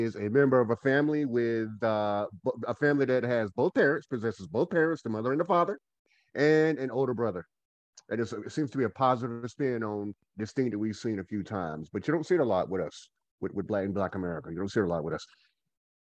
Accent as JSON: {"language": "English", "town": "Goldsboro", "region": "North Carolina", "country": "United States", "moved": "yes", "lives_now": "Winston-Salem, United States", "said": "I am from Goldsboro, North Carolina. I'm a Goldsboroianite. I currently live in Winston-Salem, North Carolina"}